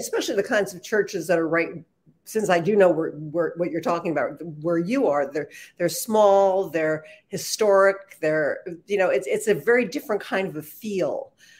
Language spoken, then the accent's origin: English; outside of New York City, United States; because I grew up outside of New York City, that was very easy to do.